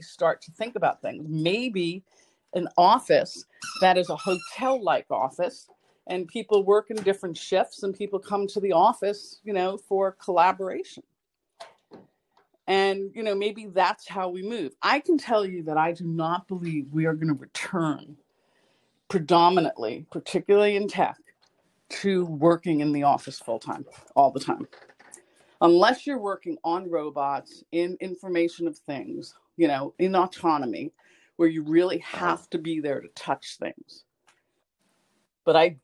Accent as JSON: {"language": "English", "town": "New York City", "region": "New York", "country": "United States", "said": "I'm a New Yorker"}